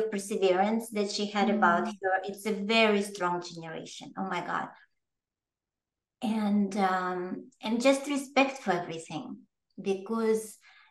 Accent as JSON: {"language": "English", "country": "Russia", "tie": "born or raised there", "second_language": "English", "moved": "as an adult", "lives_now": "New York, United States", "said": "I was born in the Soviet Union, in a communist country, in the former Soviet Union."}